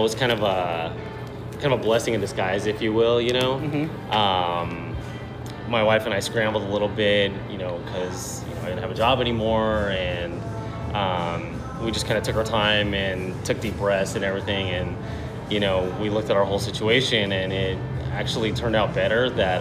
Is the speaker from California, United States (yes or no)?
yes; Rosemead, California, United States; now in Long Beach, United States; I grew up in the San Gabriel Valley, so like Rosemead, SGV